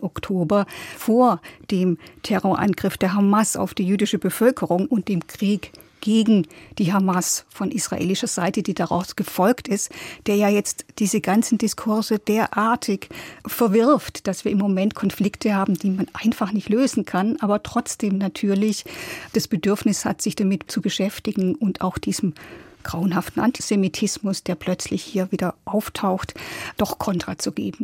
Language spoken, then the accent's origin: German; Germany; bei uns in Deutschland